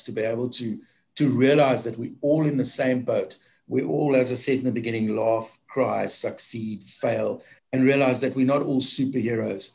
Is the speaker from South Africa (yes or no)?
yes; South Africa; as a South African